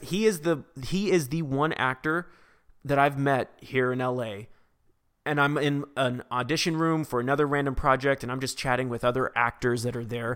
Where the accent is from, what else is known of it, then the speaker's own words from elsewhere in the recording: Vacaville, California, United States; California, which is my hometown